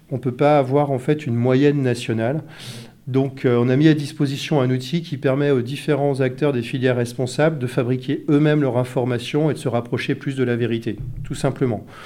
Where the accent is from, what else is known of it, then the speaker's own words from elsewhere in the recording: Brittany, France; Je euh, je vois pas, euh, on est breton nous